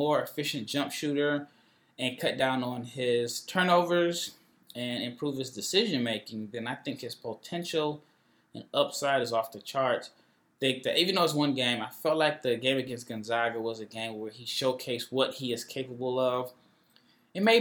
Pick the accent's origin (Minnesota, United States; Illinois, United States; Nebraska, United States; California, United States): Nebraska, United States; I'm born and raised in Nebraska